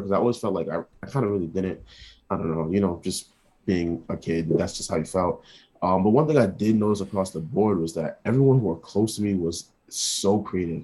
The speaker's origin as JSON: {"language": "English", "town": "New York City", "region": "New York", "country": "United States", "tie": "born or raised there", "moved": "as an adult", "lives_now": "Rhode Island, United States", "said": "I was born in New York"}